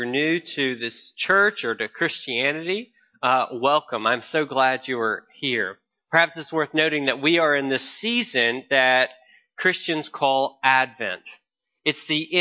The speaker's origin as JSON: {"language": "English", "region": "the South", "country": "United States", "said": "as a Southerner who grew up loving and watching"}